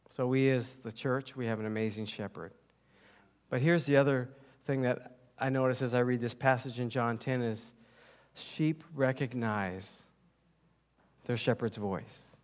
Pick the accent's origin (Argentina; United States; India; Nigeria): United States; I was born and raised in the United States